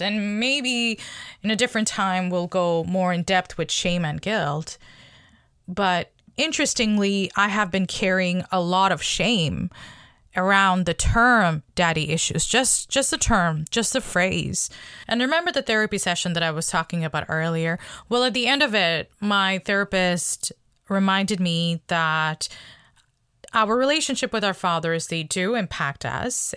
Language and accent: English; Bangladesh; moved away as an adult; now in Canada; I came to Canada when I was eighteen from Bangladesh.